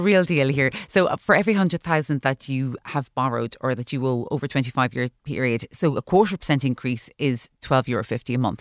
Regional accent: Ireland; as Irish consumers

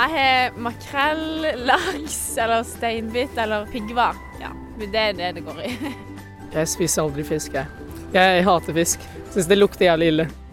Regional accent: Oslo, Norway; moved away as an adult; now in Nærsnes, Norway; Jeg har vokst opp midt i Oslo sentrum

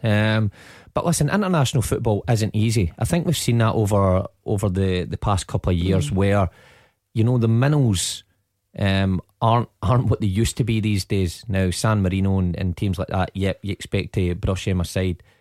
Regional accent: Scotland, United Kingdom; being Scottish

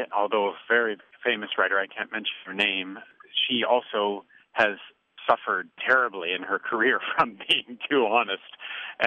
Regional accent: Canada; now in United States; I'm a Canadian now living in the United States.

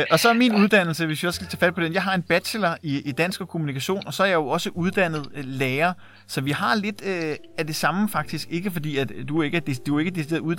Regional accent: Værløse, Capital Region of Denmark, Denmark; Og jeg er opvokset i Værløse.

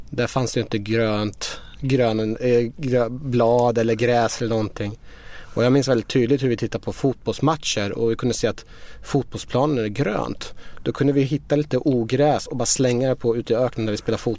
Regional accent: Iran; now in Sweden; Jag växte upp i Iran. Mina föräldrar var studenter och eh, politiskt engagerade i Iran.

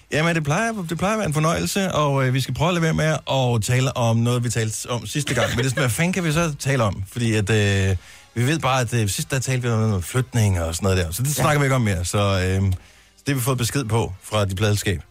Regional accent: Esbjerg, Southern Denmark, Denmark; I Esbjerg, oh, min fødeby

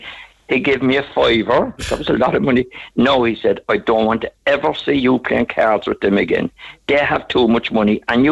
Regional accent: Ireland; I was from Ireland.

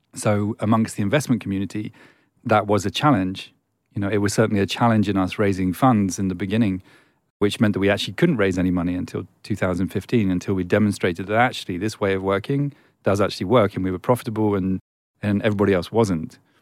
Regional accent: England, United Kingdom; I'm English

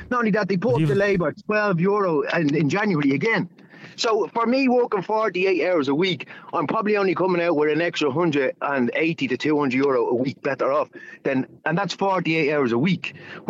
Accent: Ireland; I'm Irish, I've been working in this country for the last 17 years

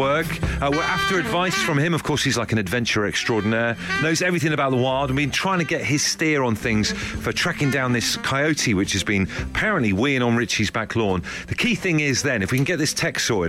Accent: Devon, South West England, United Kingdom; moved away; I grew up in Devon with the Beast of Bodmin

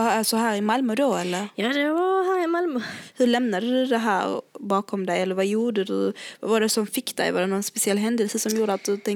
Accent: Lebanon; now in Sweden; Jag är från Libanon, ja. Är kristen libanes? Ja, precis.

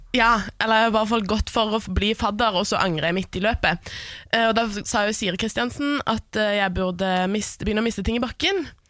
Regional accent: Stavanger, Rogaland, Norway; born or raised there; now in Oslo, Norway

